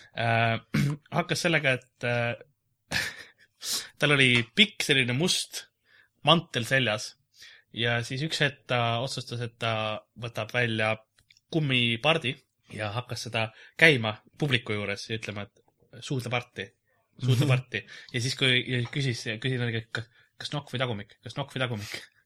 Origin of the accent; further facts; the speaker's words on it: Lasnamäe, Harju County, Estonia; ma olen Lasnamäelt